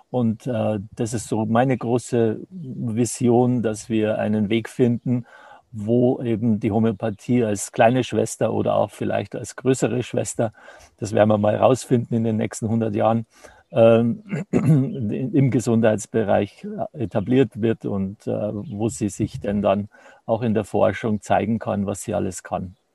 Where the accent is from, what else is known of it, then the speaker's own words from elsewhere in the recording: Traunstein, Bavaria, Germany; ich komme aus dem Chiemgau hier in Traunstein.